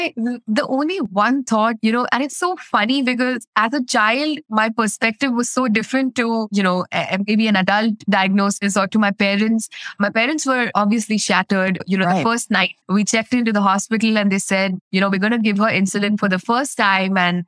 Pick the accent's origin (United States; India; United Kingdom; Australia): India; I'm from India